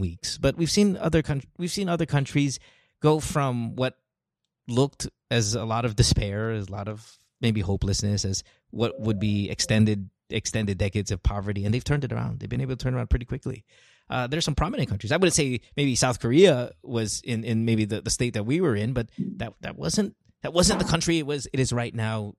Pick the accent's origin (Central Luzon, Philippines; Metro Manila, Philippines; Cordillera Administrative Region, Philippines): Central Luzon, Philippines; moved away as an adult; now in United States; I grew up in Bulacan